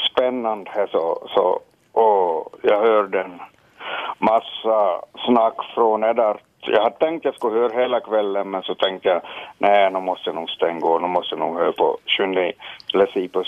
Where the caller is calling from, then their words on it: Soklot, Ostrobothnia, Finland; från Soklot, ja.